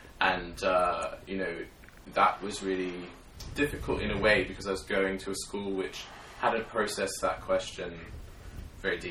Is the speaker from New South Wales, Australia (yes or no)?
yes; Sydney, New South Wales, Australia; I grew up in Sydney, Australia